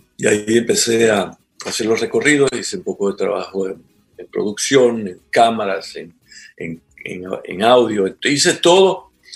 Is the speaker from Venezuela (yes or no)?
yes; Venezuela; moved away as an adult; also born or lived in Trinidad and Tobago; now in Ecuador